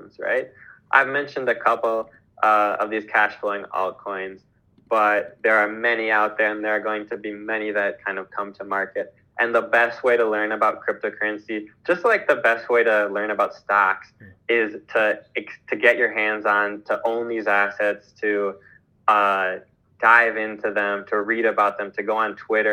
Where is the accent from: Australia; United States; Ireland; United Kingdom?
United States; Midwest; now in Mexico; I was born in the Midwest, and now I live in Mexico